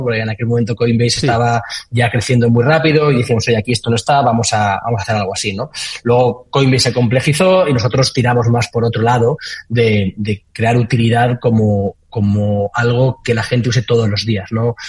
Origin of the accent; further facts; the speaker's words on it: Valencia, Valencian Community, Spain; yo soy de Valencia y arranqué preguntando que quién hacía algo de cripto en Valencia.